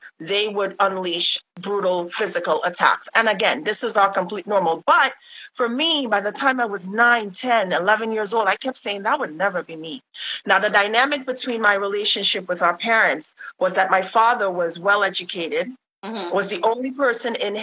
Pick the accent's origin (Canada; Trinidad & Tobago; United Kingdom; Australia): Trinidad & Tobago; Laventille; I am from Laventil.